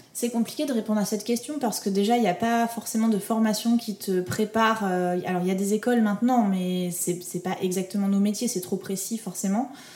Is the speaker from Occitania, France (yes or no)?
yes; Toulouse, Occitania, France; je viens de Toulouse, il y a absolument personne qui fait de la musique dans mon entourage